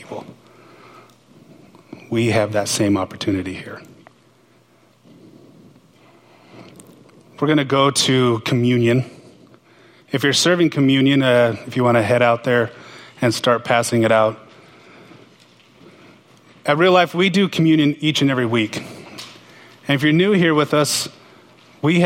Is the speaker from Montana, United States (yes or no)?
yes; Montana, United States; now in Pullman, United States; I'm from Montana